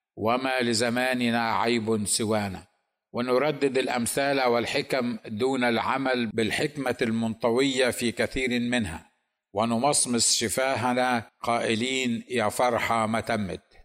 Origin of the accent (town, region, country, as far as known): Egypt